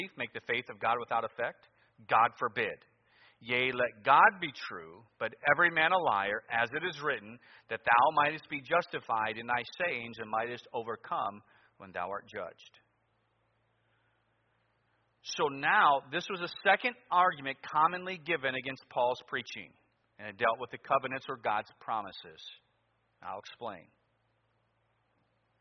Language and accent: English; Cleveland, Ohio, United States; Growing up in Cleveland, you're probably going to follow sports